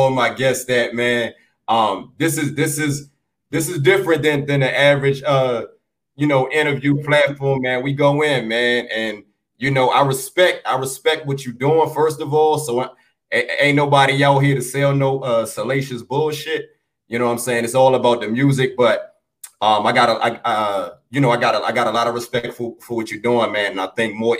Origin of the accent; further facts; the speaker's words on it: Washington, District of Columbia, United States; I'm from DC.